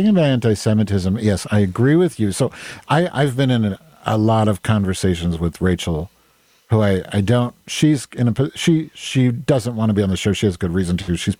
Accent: Indiana, United States; moved away; also born or lived in Evanston, Illinois / New Jersey; I grew up in Indiana, right? In middle age, or in grade school, junior high, after coming from New Jersey.

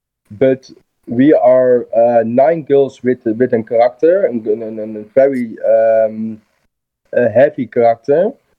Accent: Rotterdam, South Holland, Netherlands; English is a second language; We are both from Rotterdam, yes.

